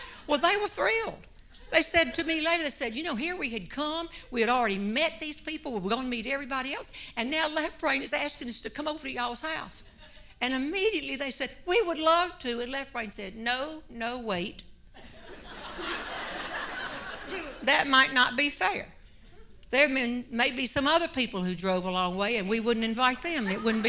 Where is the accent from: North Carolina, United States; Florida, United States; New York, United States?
North Carolina, United States; Graham; my hometown is 2 miles that way, Graham, North Carolina.